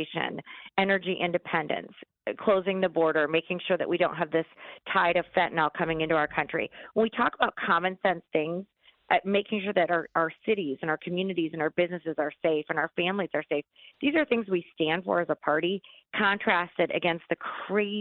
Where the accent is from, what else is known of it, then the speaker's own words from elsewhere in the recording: Detroit, Michigan, United States; I'm from Detroit